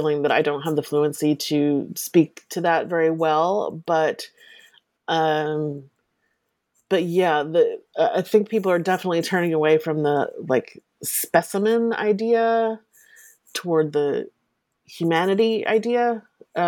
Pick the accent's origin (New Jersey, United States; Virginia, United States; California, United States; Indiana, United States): New Jersey, United States; Southern; I grew up in Southern New Jersey.